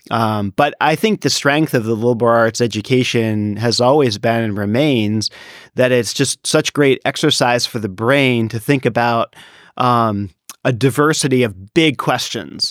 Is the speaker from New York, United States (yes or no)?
no; Washington, District of Columbia, United States; now in Davis, United States; I grew up in the Washington, D C area